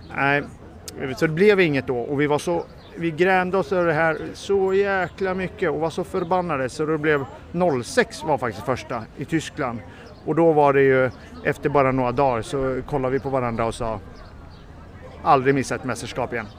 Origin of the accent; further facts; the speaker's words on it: Sweden; jag är väl svensk medborgare